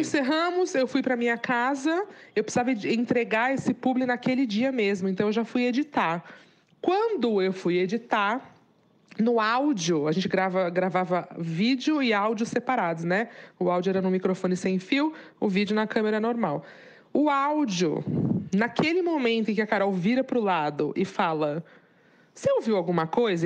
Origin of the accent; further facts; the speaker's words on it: Santos, São Paulo, Brazil; eu sou de Santos